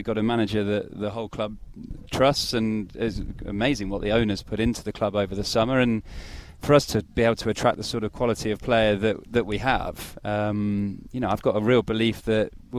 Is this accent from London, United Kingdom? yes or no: no; Nottingham, East Midlands, United Kingdom; I was born in Nottingham.